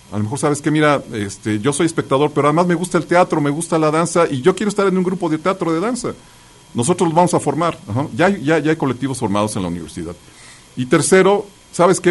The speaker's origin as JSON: {"language": "Spanish", "region": "Mexico City", "country": "Mexico", "tie": "born or raised there", "said": "yo nací en la Ciudad de México, y entonces iba a un kinder, a un preescolar ahí este, en el Jardín Balbuena"}